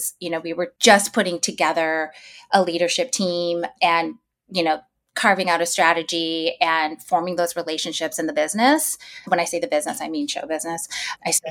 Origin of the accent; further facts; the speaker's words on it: New York, United States; as a New Yorker